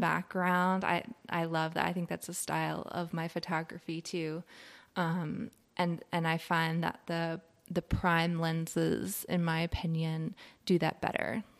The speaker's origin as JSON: {"language": "English", "town": "Richmond", "region": "Virginia", "country": "United States", "tie": "born or raised there", "moved": "as an adult", "lives_now": "Asheville, United States", "said": "So, I grew up in Richmond, Virginia, which is a very cool city"}